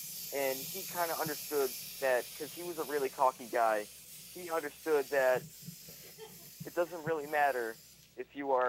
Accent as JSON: {"language": "English", "country": "Taiwan", "said": "I'm from Taiwan."}